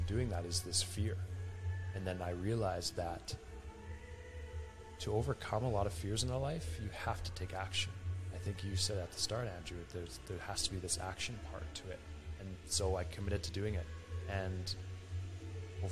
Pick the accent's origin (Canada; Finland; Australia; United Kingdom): Canada; Alberta; I'm from Alberta, Canada, we're right near Rocky Mountains